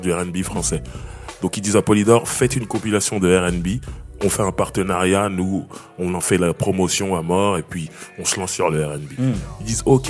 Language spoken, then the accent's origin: French; Sarcelles, Île-de-France, France; je suis né dans cette ville, je suis né à Sarcelles.